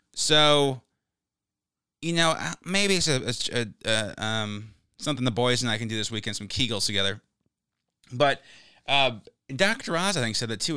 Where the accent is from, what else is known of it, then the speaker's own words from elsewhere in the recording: United States; I'm an American